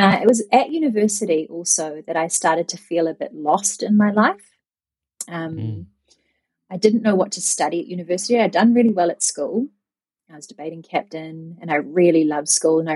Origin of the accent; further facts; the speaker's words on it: New Zealand; moved away as an adult; also born or lived in Japan; growing up in New Zealand, I had a very social upbringing